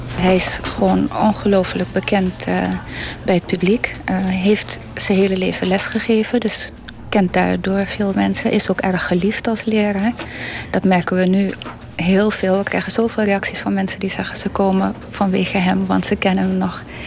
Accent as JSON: {"language": "Dutch", "area": "south of Paramaribo", "region": "Sipaliwini", "country": "Suriname", "said": "ik weet helemaal waar ik vandaan kom. Ja, ik kom zeg maar uit het eh, zuiden van Paramaribo. Dat is district Sipaliwini"}